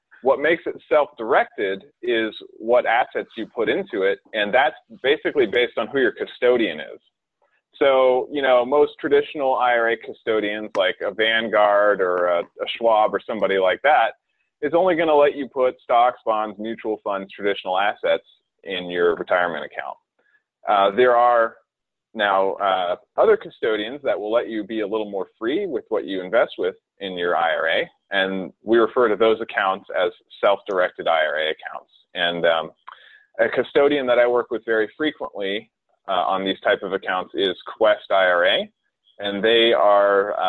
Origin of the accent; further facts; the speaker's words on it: North Carolina, United States; now in Houston, United States; So I came from North Carolina. I think I told you a little while ago. I moved to Houston about 4 years ago to start my career at Miller Grossbard.